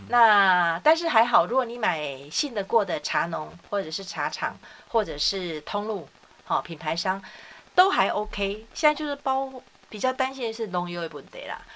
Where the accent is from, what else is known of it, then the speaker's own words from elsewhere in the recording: Taiwan; 咱的台湾人